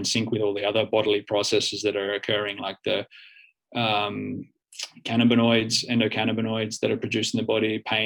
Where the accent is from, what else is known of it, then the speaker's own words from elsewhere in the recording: Australia; moved away as an adult; now in Finland; I'm the Australian guy that moves from one side of the planet to the other, from the hot, warm climate to the cold climate